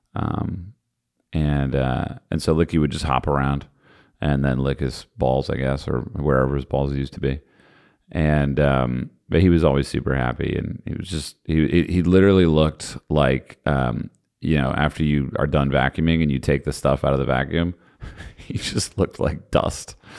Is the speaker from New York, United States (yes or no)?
no; New Jersey, United States; I'm from New Jersey